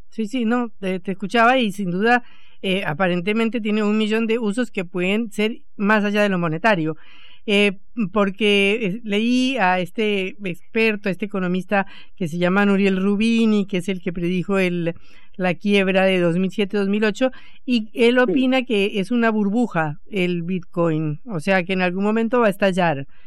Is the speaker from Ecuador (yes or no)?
no; Colombia; now in Argentina; en mi país, porque yo soy colombiana